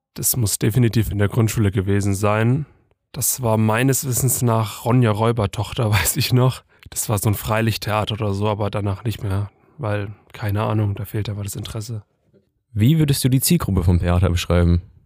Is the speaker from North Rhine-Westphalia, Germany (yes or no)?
no; Ingolstadt, Bavaria, Germany; moved away as an adult; now in Würzburg, Germany; ich bin auch einundzwanzig Jahre alt und komm gebürtig aus Ingolstadt und bin erst jetzt zum Studieren hier nach Würzburg gezogen